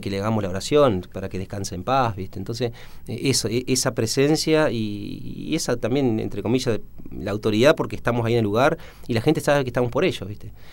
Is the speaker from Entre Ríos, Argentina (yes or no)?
yes; Rosario del Tala, Entre Ríos, Argentina; moved away; Nacido en Rosario del Tala ahí están mis padres, mis hermanos